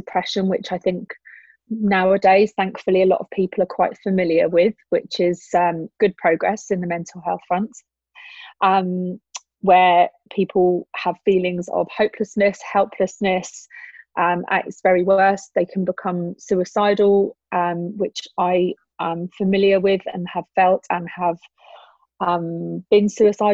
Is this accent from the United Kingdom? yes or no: yes; Brighton, South East England, United Kingdom; moved away as an adult; also born or lived in Switzerland; now in Dubai, United Arab Emirates; I'm originally from Brighton and I spent 4 years living in Switzerland prior to living in Dubai